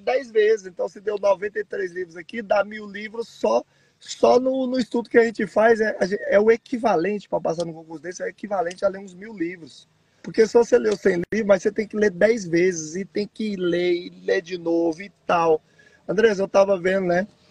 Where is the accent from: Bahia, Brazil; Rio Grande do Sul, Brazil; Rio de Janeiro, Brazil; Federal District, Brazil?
Federal District, Brazil; Brasília; moved away; eu sou originário de Brasília